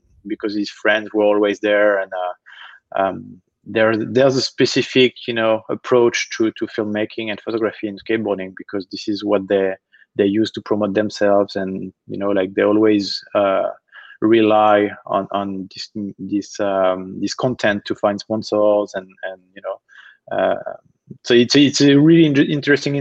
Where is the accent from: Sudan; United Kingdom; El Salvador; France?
France; Nantes, Pays de la Loire; from my hometown in France, a city called Nantes. So I grew up, you know, playing club basketball